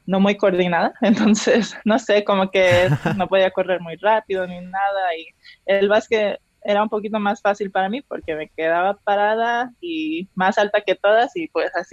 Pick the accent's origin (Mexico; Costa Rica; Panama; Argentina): Mexico; porque yo soy representante de México. Yo llego a estos países y a lo mejor nunca ha habido una mexicana jugando en esas ligas.